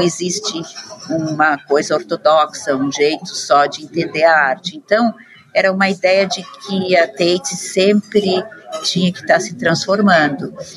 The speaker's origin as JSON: {"language": "Portuguese", "town": "Curitiba", "region": "Paraná", "country": "Brazil", "tie": "born or raised there", "also_born_or_lived": "São Paulo", "moved": "as an adult", "lives_now": "London, United Kingdom", "said": "Eu nasci no Brasil, moro muito tempo em Londres já, mas nasci em Curitiba, depois morei em São Paulo um tempo e estou aqui em Londres faz mais de 20 anos agora"}